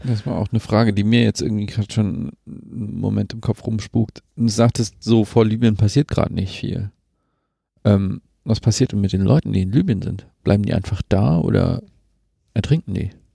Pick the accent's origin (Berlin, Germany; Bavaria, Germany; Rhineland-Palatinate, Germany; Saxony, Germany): Saxony, Germany; ich komme aus Sachsen